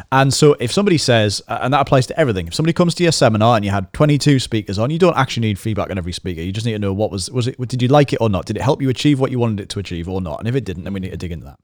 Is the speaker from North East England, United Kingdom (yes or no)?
yes; the Northeast, North East England, United Kingdom; we're from the Northeast